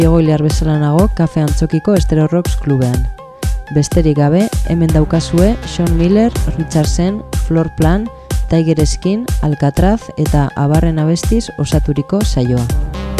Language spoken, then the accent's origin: Basque; Mungia, Basque Country, Spain; Mungiarra naiz